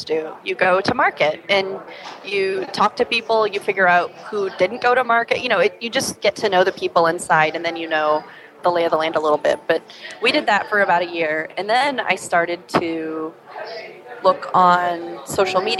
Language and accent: English; Midwest, United States; I'm a down-home girl. I'm from the Midwest